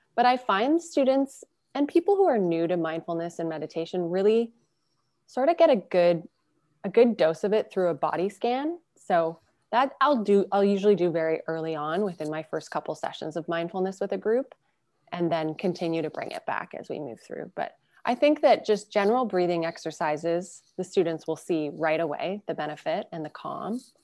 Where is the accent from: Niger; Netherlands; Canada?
Canada; Burlington, Ontario; also born or lived in Calgary, Alberta; now in Toronto, Canada; Christiana and I grew up in Calgary, Alberta, and then we were secondary, raised in Burlington